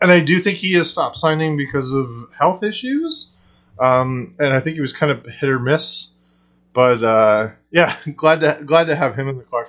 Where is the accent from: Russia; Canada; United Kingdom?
Canada; me being Canadian